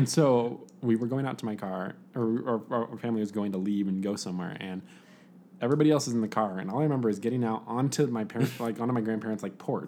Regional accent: Las Vegas, Nevada, United States; I grew up in Las Vegas.

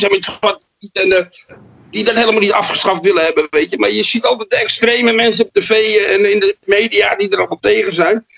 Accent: Amsterdam, North Holland, Netherlands; bij ons in Amsterdam

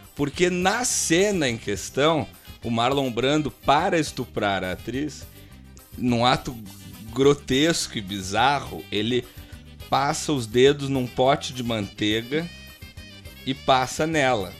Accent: Gaúcho, Rio Grande do Sul, Brazil; como gaúcho brasileiro

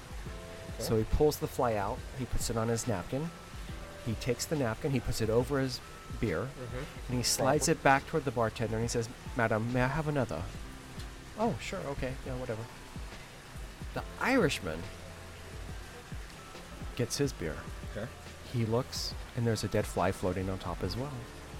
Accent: West Coast, United States; most of my family has relocated back east or came from back east, and I'm from the West Coast

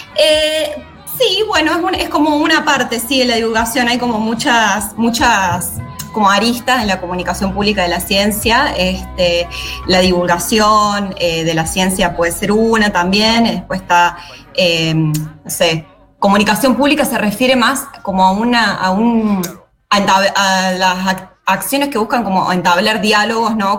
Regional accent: San Luis, Argentina; moved away as an adult; now in Santa Fe, Argentina; soy de San Luis, sí, y vivo en la ciudad de Santa Fe hace ya dos años más o menos

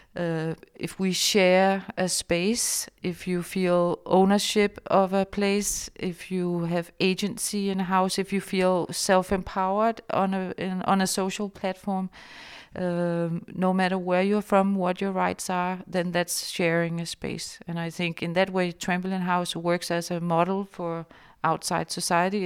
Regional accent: Denmark; I was born in Denmark

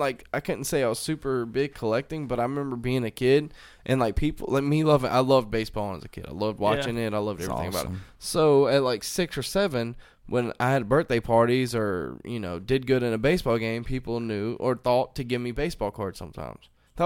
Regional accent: New York, United States; I'm from New York. You know, I grew up in New York or whatever, you know what I mean?

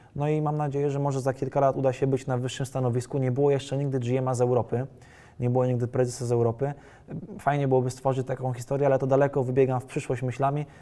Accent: Warsaw, Masovian Voivodeship, Poland; jestem warszawiakiem z urodzenia krwi i kości.

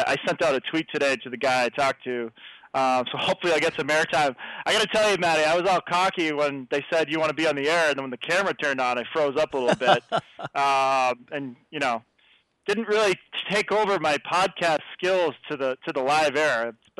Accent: New Hampshire, United States; born or raised there; now in Phoenix, United States

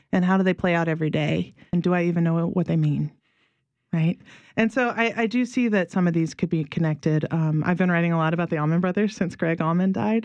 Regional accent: Mississippi, United States; moved away as an adult; also born or lived in Pittsburgh; now in New Orleans, United States; I was from Mississippi

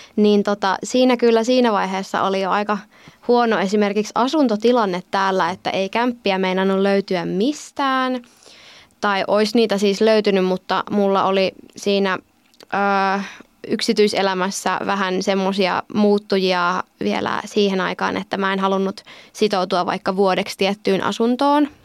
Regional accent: Lohja, Uusimaa, Finland; moved away as an adult; now in Joensuu, Finland; mä oon kotoisin Lohjalta

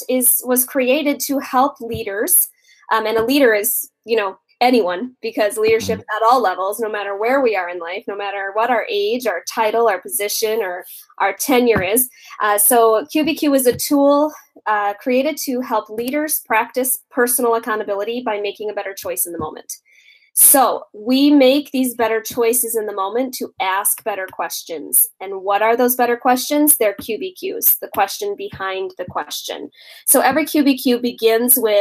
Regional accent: Minneapolis, Minnesota, United States; I hail from Minneapolis, Minnesota

